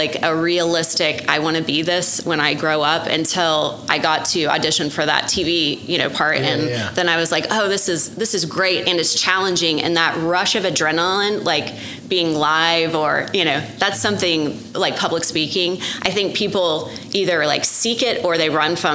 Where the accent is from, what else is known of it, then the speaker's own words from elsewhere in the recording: Norman, Oklahoma, United States; I grew up in Norman, and we had a program in high school